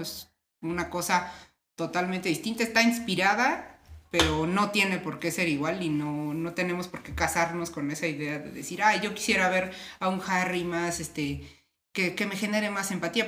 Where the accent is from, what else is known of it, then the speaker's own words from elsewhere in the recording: Mexico City, Mexico; nosotros somos aquí de la Ciudad de México